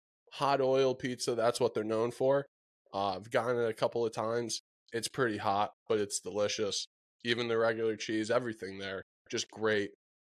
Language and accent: English; Connecticut, United States; it's my hometown pizza.